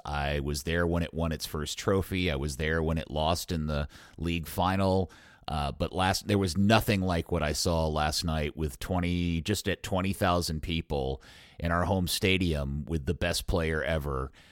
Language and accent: English; Dallas, Texas, United States; my town, my hometown club